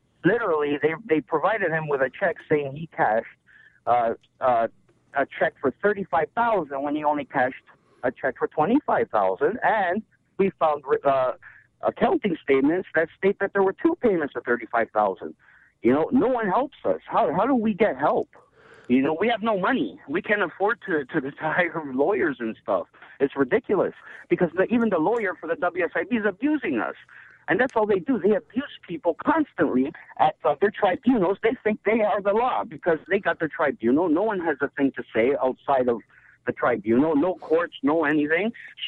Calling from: Toronto, Ontario, Canada; I'm calling from Toronto

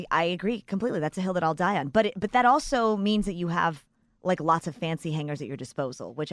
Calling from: San Diego, California, United States; I'm a listener from San Diego.

